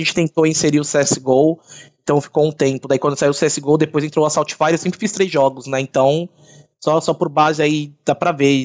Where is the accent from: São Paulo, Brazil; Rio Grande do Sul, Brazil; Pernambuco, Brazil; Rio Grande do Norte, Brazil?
São Paulo, Brazil; eu sou de Santana, Zona Norte